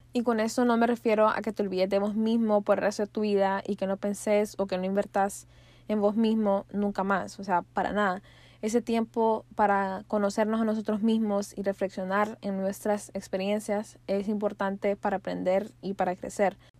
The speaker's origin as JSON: {"language": "Spanish", "country": "Honduras", "said": "como pueblo hondureño"}